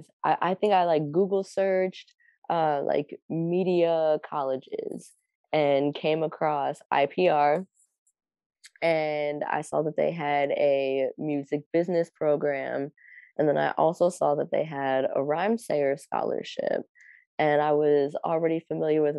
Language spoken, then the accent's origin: English; Akron, Ohio, United States; moved away as an adult; also born or lived in Minnesota; now in Minneapolis, United States; So I'm from Akron.